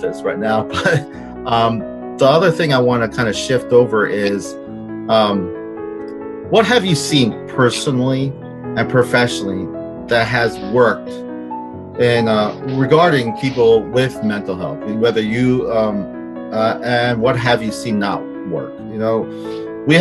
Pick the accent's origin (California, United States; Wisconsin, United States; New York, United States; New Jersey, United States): New Jersey, United States; I'm from Jersey.